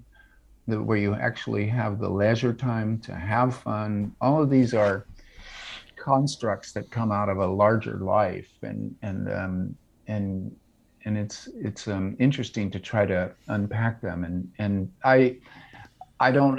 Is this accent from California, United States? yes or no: yes; Orange County, California, United States; now in Davis, United States; I grew up in Orange County, California.